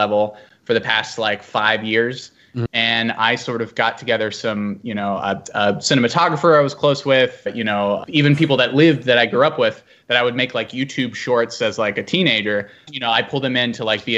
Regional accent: Virginia, United States; This is in my hometown

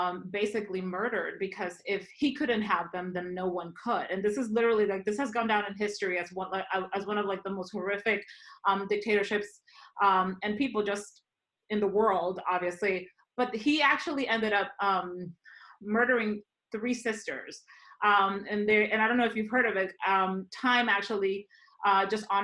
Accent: Dominican Republic; moved away; I'm originally from the Dominican Republic

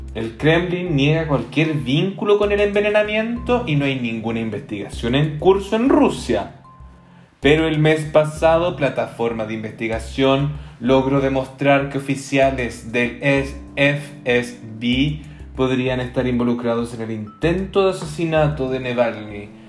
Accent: Chile; now in Belgium

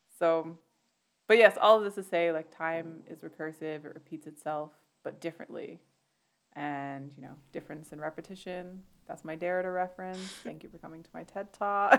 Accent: Canada; I'm Canadian

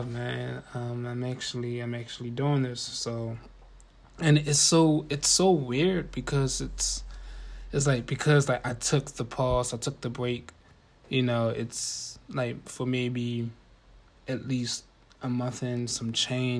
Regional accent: Baltimore, Maryland, United States; I'm from Baltimore

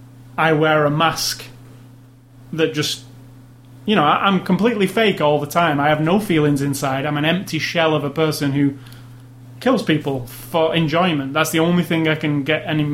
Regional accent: United Kingdom

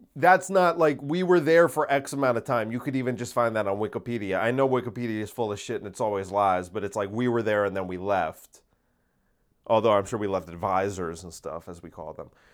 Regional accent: United States; Americans aren't responsible for the actions of our government.

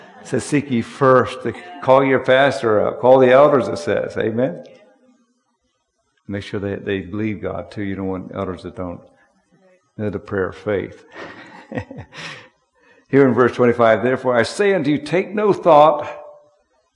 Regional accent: Harrisburg, Pennsylvania, United States; I'm from Harrisburg

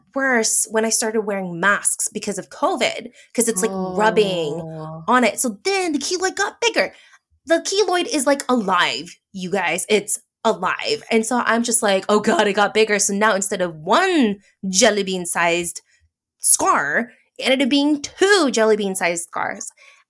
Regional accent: Philippines; Thanks, being Filipino. Because a lot of Southeast Asians apparently keloid.

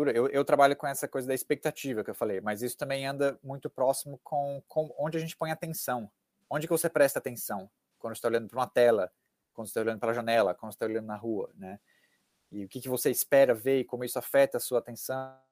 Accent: Cascavel, Paraná, Brazil; now in United States; explicar para elas que eu sou de Cascavel e de como é que é Cascavel, do interior do Paraná, do oeste do Paraná, da cultura do sul do Brasil

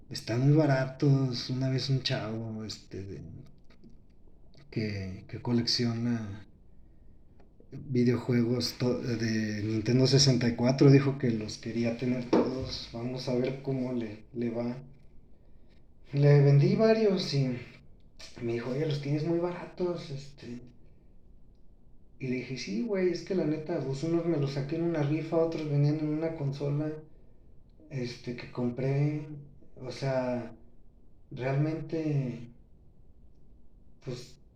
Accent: Mexico; Así somos los mexicanos, espero que sea un mal dicho que tenemos aquí en México.

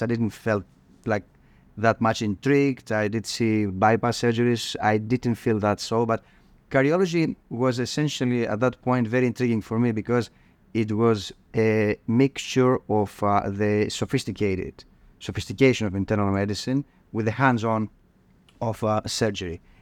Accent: Thessaloniki, Central Macedonia, Greece; moved away as an adult; I grew up, uh, in, uh, in northern Greece. Um, Thessaloniki is my hometown.

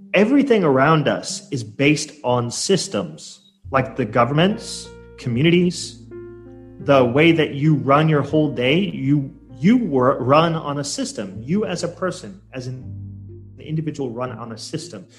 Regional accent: Portland, Oregon, United States; moved away as an adult; now in Surabaya, Indonesia; I'm originally from uh, U.S. I come from Portland, Oregon

